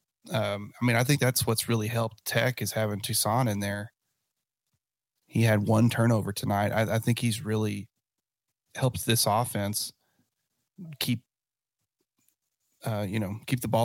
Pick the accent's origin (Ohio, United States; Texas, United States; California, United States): Texas, United States; West; I'm from West Texas